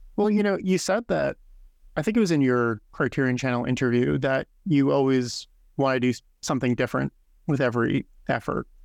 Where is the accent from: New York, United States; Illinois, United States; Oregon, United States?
New York, United States; Fishkill; also born or lived in Hopewell Junction; I grew up in Fishkill and Hopewell Junction